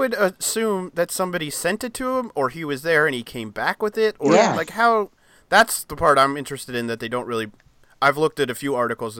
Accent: United States; as an American

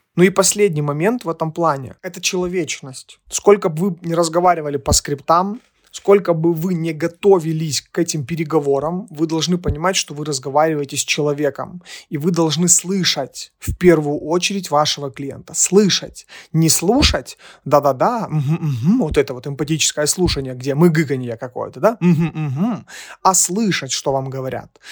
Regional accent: Ukraine; Мы из Украины

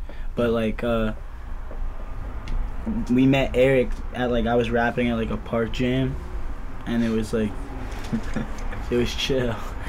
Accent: Virginia, United States; born or raised there

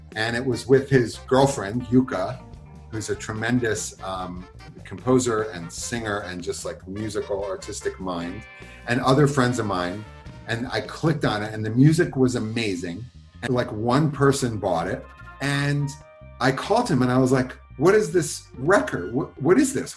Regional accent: Philadelphia, Pennsylvania, United States; I grew up in Philadelphia

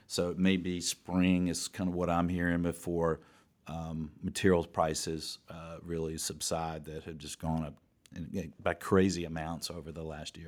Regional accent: Georgia, United States; I grew up in Morningside, and my first apartment was in Virginia Highlands, and it's right in that Midtown area.

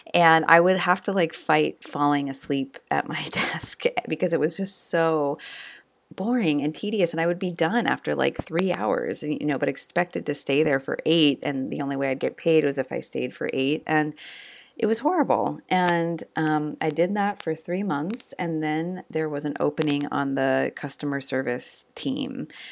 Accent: Eugene, Oregon, United States; the University of Oregon in my hometown of Eugene

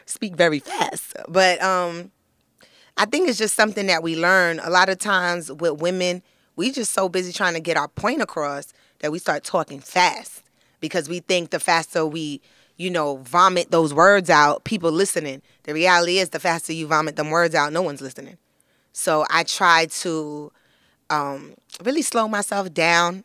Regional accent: New York City, New York, United States; I'm from Flatbush, Brooklyn

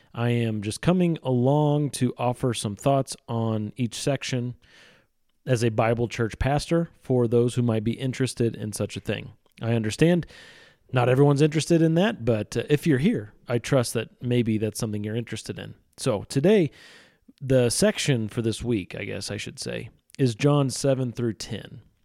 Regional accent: Missouri, United States; Midwestern sensibility that I have. I'm from Missouri.

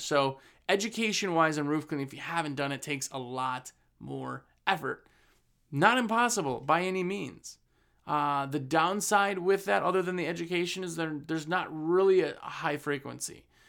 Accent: Wisconsin, United States; I'm from Wisconsin. We ran a business in Wisconsin for years and years

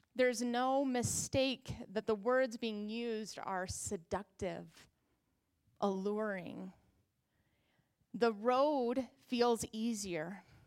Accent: United States; as American Christians

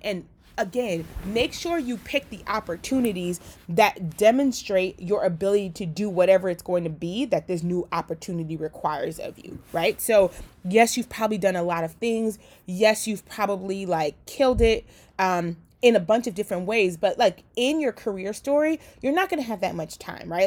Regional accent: Liberia; now in United States; I was born in Liberia. And because of being an immigrant

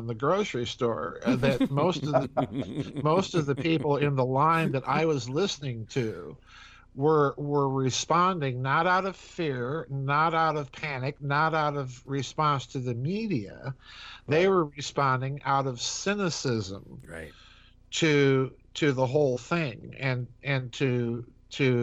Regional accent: South Dakota, United States; I'm a hack from South Dakota

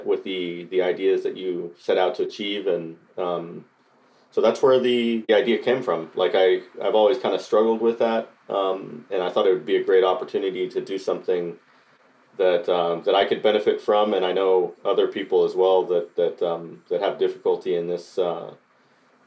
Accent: Costa Rica; now in Nashville, United States; I was born and raised in Costa Rica and moved to Nashville.

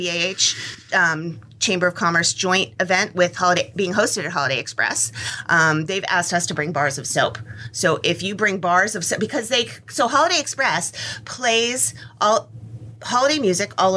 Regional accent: New Hampshire, United States; moved away; also born or lived in Tennessee; I grew up in New Hampshire

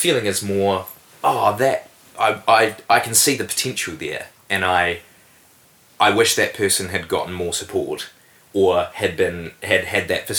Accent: Invercargill, Southland, New Zealand; because I grew up in Invercargill and I had lots of fantastic opportunities there, particularly with acting

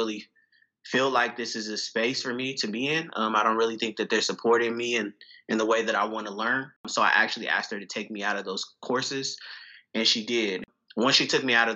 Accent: Pittsburg, California, United States; moved away as an adult; now in Chicago, United States; I'm originally from the San Francisco Bay Area, specifically a town, a very small town called Pittsburgh, not in Pennsylvania, but California

